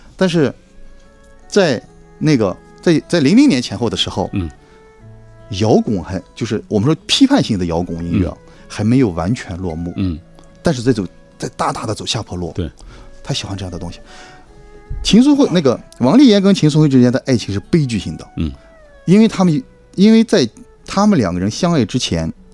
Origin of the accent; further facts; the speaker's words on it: Yinchuan, Ningxia, China; moved away; also born or lived in Sichuan / Beijing; 它的原型呢，就是我的老家银川